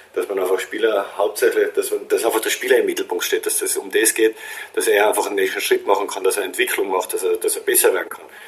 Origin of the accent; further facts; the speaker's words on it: Austria; als Österreicher